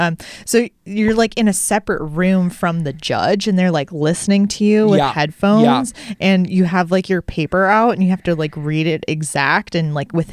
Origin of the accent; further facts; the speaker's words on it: Chicago suburbs, Illinois, United States; also born or lived in Singapore; so I was born there, and then I grew up though from like 5 to 18, whatever, in the Chicago suburbs.